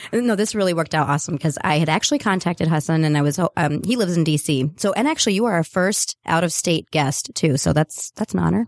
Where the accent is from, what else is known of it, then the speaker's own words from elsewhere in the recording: North Carolina, United States; moved away; I am originally from North Carolina